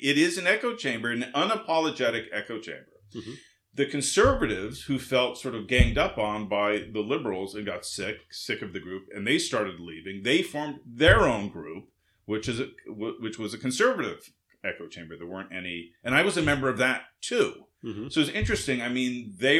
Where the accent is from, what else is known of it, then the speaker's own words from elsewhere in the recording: West Coast, United States; moved away; also born or lived in Massachusetts; I grew up on the West Coast